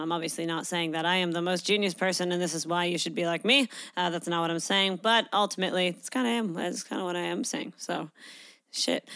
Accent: Canada; moved away as an adult; now in Australia; I grew up in Canada.

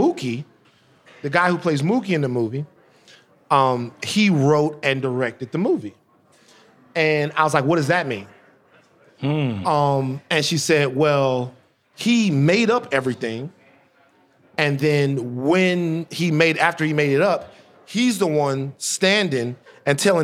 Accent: Baton Rouge, Louisiana, United States; growing up in Baton Rouge, that every important person I ever saw in my life was white

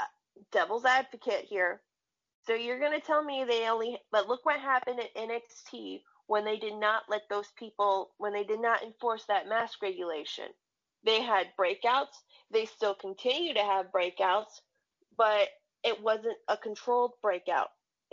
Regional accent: Florida, United States; Like, my home state

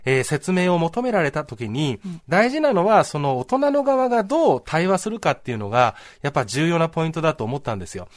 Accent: Saitama, Japan; 自分の出身の埼玉の学校

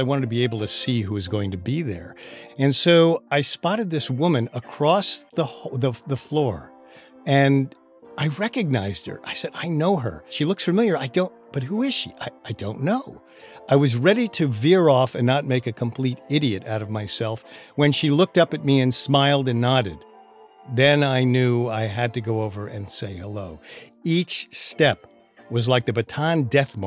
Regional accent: Perth Amboy, New Jersey, United States; now in Hollywood, United States; I do come from New Jersey originally. I was born in Perth Amboy, New Jersey

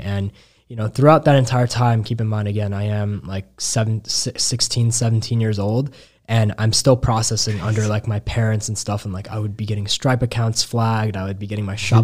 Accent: Chicago, Illinois, United States; I was young from Chicago

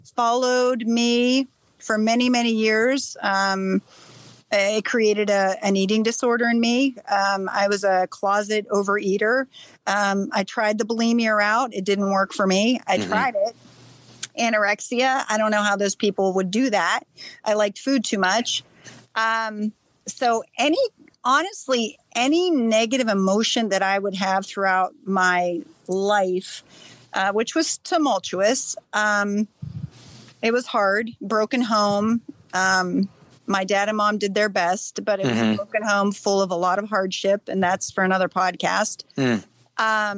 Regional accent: Salem, Ohio, United States; I'm actually from Salem.

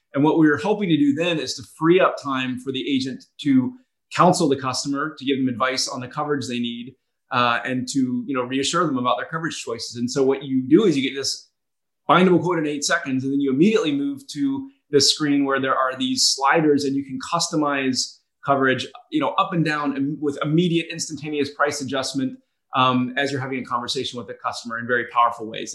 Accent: Atlanta, Georgia, United States; also born or lived in North Carolina / Boston; now in Charleston, United States; I, actually went to college in uh, in North Carolina and grew up in Atlanta

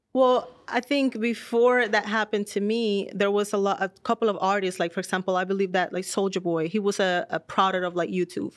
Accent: Dominican Republic; moved away as an adult; now in United States; I'm born and raised in Dominican Republic.

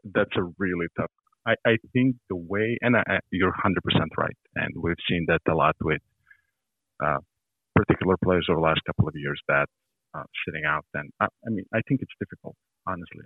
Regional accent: Montenegro; moved away; I grew up in Montenegro, which is southeast

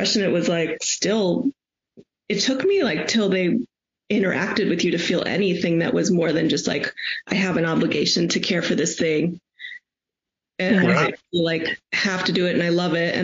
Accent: Chicago, Illinois, United States; I'm from Chicago

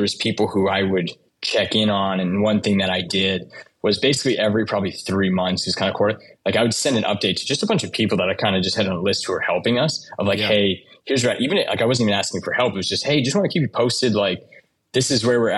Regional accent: Windsor, Ontario, Canada; moved away as an adult; now in United States; I grew up in Windsor, Ontario, which used to be kind of the auto capital of Canada, next to Detroit.

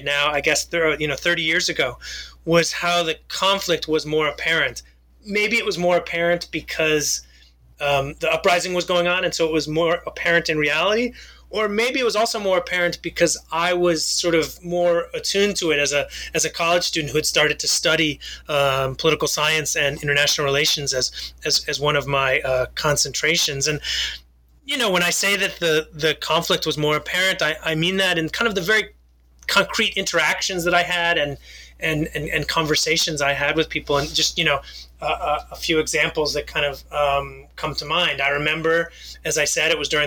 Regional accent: United States; I grew up in the United States

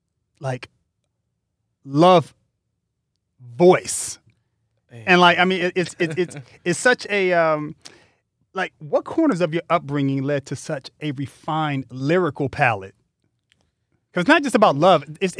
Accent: Altadena, California, United States; when I was growing up in Altadena, we lived in a very mixed community.

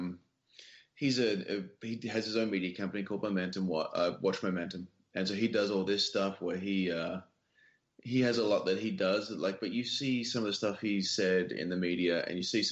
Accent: Western Australia, Australia; now in United States; my home state of Western Australia

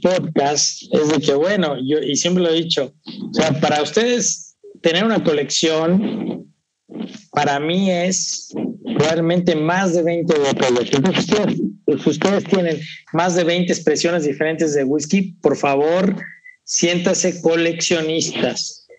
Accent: Veracruz, Mexico; yo soy de Veracruzano

